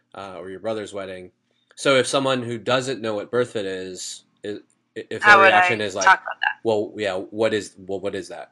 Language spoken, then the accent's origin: English; New Jersey, United States; moved away as an adult; also born or lived in Philadelphia area; now in outside Philadelphia, United States; I'm a transplant though. So I grew up in New Jersey, but now I say I'm from outside Philadelphia.